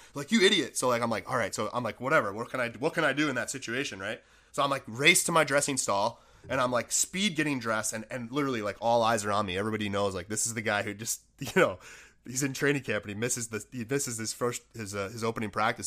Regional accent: Buffalo, New York, United States; I grew up in Buffalo, New York

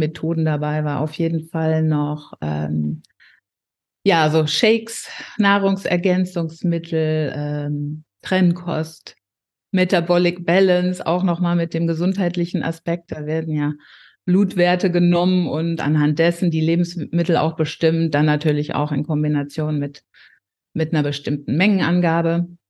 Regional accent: near Paderborn, North Rhine-Westphalia, Germany; 46 Jahre alt und ich komme aus der Nähe von Paderborn.

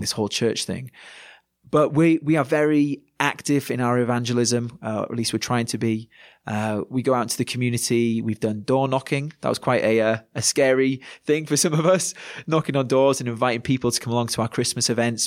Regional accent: Yorkshire and the Humber, United Kingdom; moved away as an adult; now in Manchester, United Kingdom; as a Yorkshireman

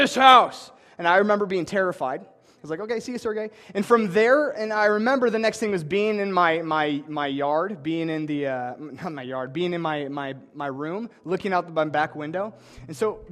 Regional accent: Ankeny, Iowa, United States; I'm from Ankeny, Iowa, and I grew up in two different houses.

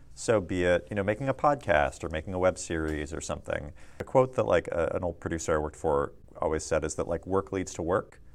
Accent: Tulalip Indian Reservation, Washington, United States; moved away as an adult; now in Los Angeles, United States; I grew up on the Tulalip Indian Reservation in Washington State.

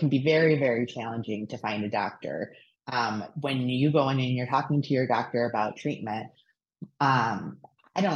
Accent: Michigan, United States; I grew up in Michigan.

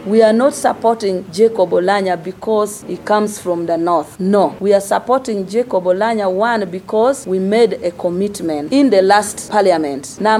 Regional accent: Busoga, Eastern Region, Uganda; not because I come from Busoga

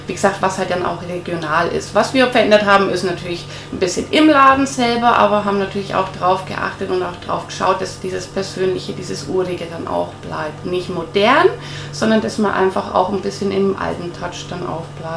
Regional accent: Nuremberg, Bavaria, Germany; born there; ich bin äh, gebürtige

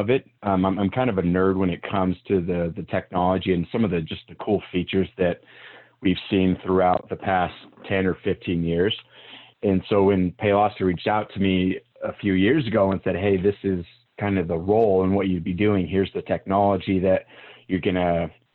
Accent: Riverton, Utah, United States; also born or lived in Salt Lake City, Utah; I guess I was raised in Riverton, Utah

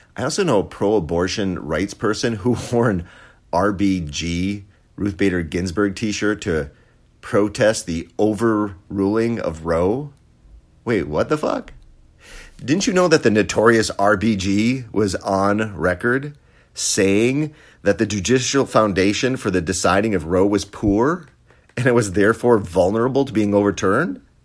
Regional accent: Poland; moved away; Poland is amazing. It's my home country

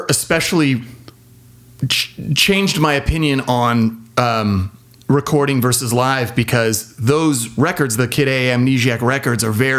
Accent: San Diego, California, United States; But here's the thing. In San Diego, there was a big, healthy punk rock scene, and so those were the shows I went to.

